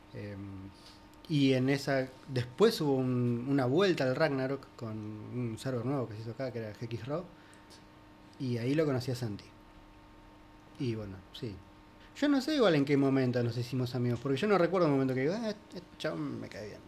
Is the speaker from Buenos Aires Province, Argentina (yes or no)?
yes; Pinamar, Buenos Aires Province, Argentina; crecí en Pinamar. Yo me fui de Capital Federal a eso de los 8 años.